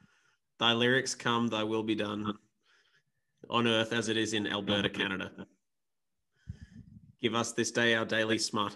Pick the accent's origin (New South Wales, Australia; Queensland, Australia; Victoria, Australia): Victoria, Australia; Ballarat; I was raised a Catholic in Ballarat